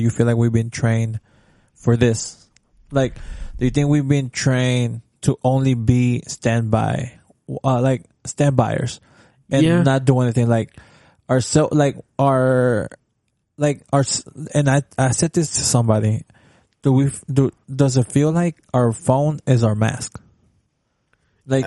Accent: Dallas, Texas, United States; when I was in elementary and I'm from Oak Cliff. I went to a school in the hood

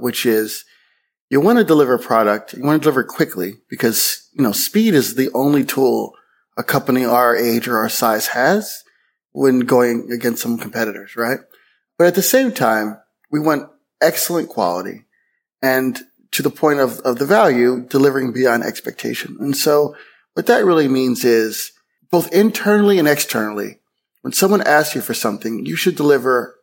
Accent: Pennsylvania, United States; moved away; I'm from Pennsylvania originally. We're very kind of Pennsylvania Quaker

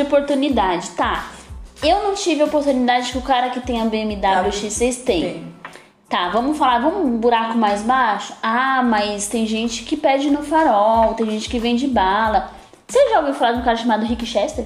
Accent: São Paulo, Brazil; also born or lived in Raposo Tavares, São Paulo; eu vim da periferia, eu nasci no Capão Redondo, tá? Eu nasci no Capão Redondo, eu estudei em escola pública a vida toda e hoje eu moro num bairro melhor. Eu moro na Zona Oeste de São Paulo

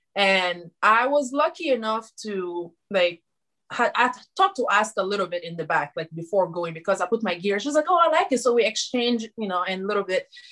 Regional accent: Guinea; moved away as an adult; now in United States; I am from Guinea, West Africa, like you said. And when I moved in the United States back in 2013

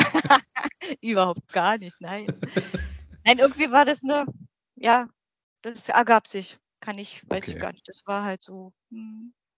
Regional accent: Berlin, Germany; moved away as an adult; now in Brandenburg, Germany; ich bin 46 Jahre alt, in Berlin groß geworden, wohne jetzt im schönen Brandenburg

